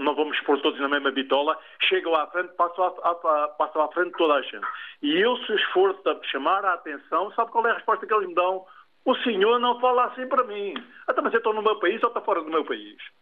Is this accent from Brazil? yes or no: no; Portugal; also born or lived in Amadora; nós como portugueses